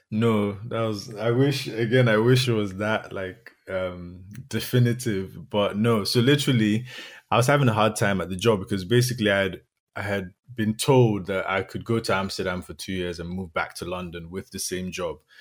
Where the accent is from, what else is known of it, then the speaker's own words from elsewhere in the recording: Nigeria; moved away; also born or lived in Dublin, Ireland; I'm from Nigeria.